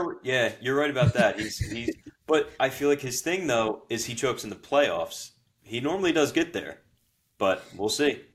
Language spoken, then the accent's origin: English; New Jersey, United States; moved away as an adult; now in Philadelphia, United States; I live in Philly. Obviously, we're from Jersey